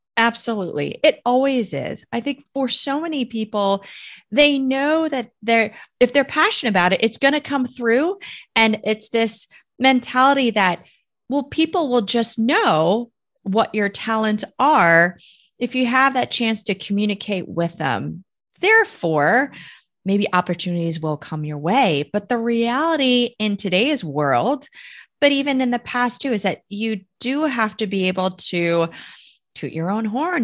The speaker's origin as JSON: {"language": "English", "country": "United States", "said": "I am Chinese American"}